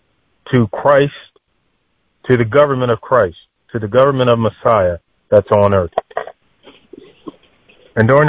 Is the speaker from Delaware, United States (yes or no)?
yes; Delaware, United States; I'm from the United States, East Coast, Delaware